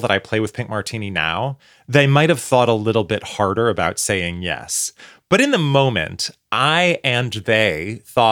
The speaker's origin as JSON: {"language": "English", "town": "Portland", "region": "Oregon", "country": "United States", "tie": "born or raised there", "moved": "yes", "said": "Portland, Oregon, my hometown."}